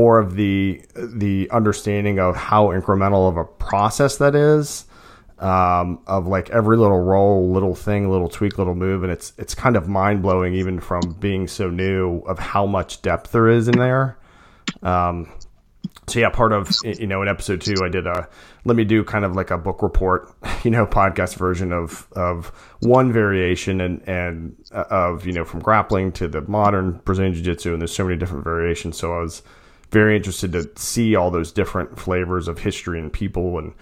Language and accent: English; Chesterfield, Virginia, United States; I grew up in Chesterfield, so South Side.